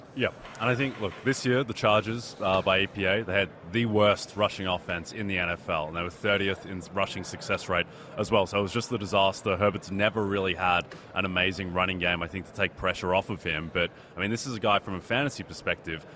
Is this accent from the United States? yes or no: no; Australia; I'm Australian.